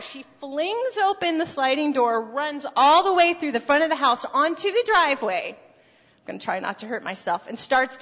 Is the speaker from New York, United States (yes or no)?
no; Phoenix, Arizona, United States; moved away; I'm from Arizona, from Phoenix